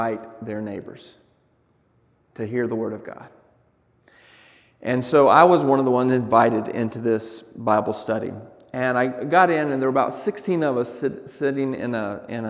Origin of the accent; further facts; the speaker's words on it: the South, Southern United States, United States; moved away; also born or lived in Douglas, Arizona; as a Southerner